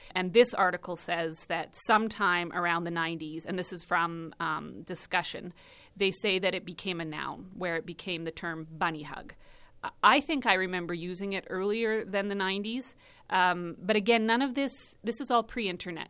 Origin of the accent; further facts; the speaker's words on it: Watson, Saskatchewan, Canada; also born or lived in Eston, Saskatchewan; I was born in Eston and, uh, raised in Watson